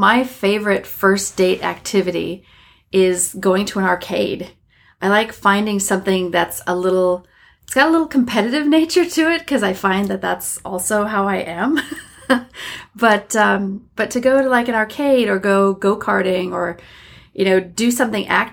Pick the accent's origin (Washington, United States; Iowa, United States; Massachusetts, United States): Iowa, United States; moved away as an adult; also born or lived in Minnesota / Wisconsin / New York City / Germany; now in California, United States; I grew up in the Midwest, Minnesota-born, Iowa-bred